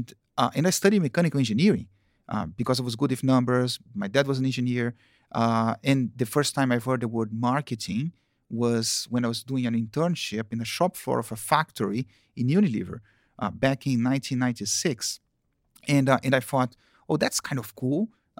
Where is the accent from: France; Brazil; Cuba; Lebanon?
Brazil; Campinas, São Paulo; English is a second language; also born or lived in Rio de Janeiro, Brazil; I lived in Campinas, which is the countryside of São Paulo. In São Paulo, I was born in Rio.